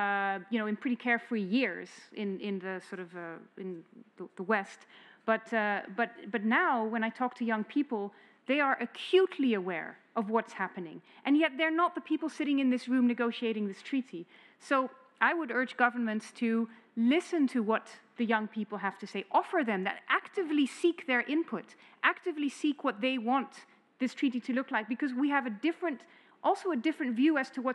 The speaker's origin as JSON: {"language": "English", "country": "Netherlands", "said": "I'm from the Netherlands"}